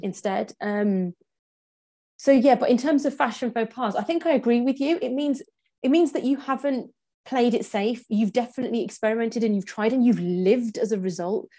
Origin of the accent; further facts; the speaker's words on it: England, United Kingdom; born and raised in England